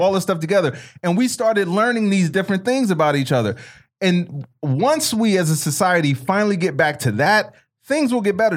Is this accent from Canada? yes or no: no; Chicago, Illinois, United States; When I was growing up in Chicago